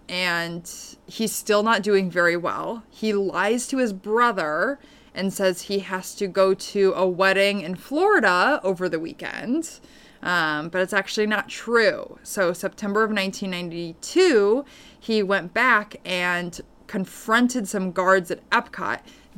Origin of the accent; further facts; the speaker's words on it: Paris, Île-de-France, France; Growing up in Paris, all the Americans at my dad's company would spend Thanksgiving at Euro Disney.